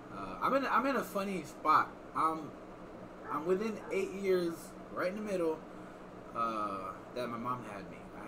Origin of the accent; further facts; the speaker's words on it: Iowa, United States; I was like, Iowa